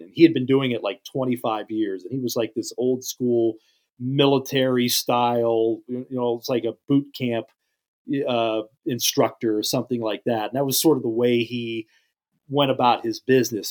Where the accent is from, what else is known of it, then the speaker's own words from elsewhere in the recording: Western Pennsylvania, United States; I grew up in Western P